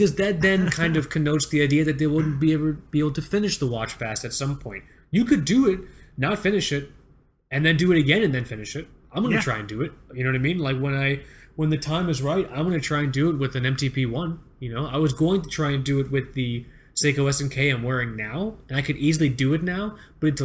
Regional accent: Florida, United States; moved away; I grew up in Florida

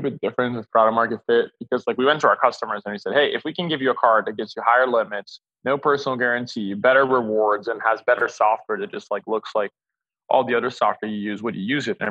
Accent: just outside of São Paulo, Brazil; Originally, I'm born and raised in Brazil, just outside of São Paulo.

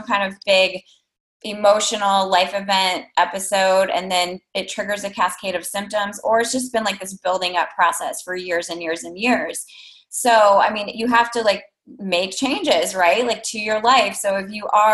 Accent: Iowa, United States; I'm from Iowa

